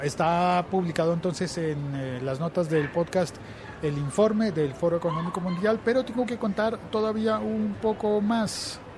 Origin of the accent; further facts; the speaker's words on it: Colombia; en Colombia, en eh, mi país